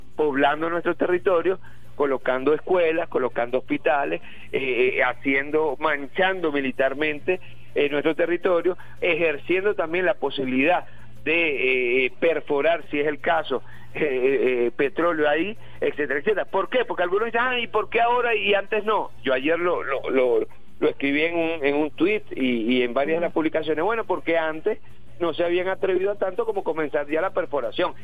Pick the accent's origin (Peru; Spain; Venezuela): Venezuela; todos nosotros, todos los venezolanos y las venezolanas